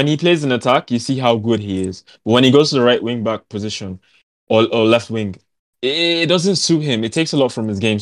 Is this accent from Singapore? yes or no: no; Nigeria; I'm from Nigeria